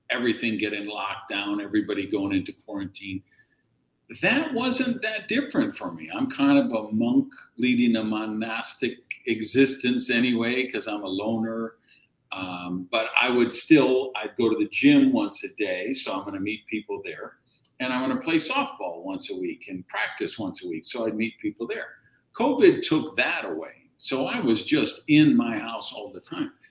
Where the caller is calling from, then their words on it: Miami, Florida, United States; Yeah, Miami. Miami.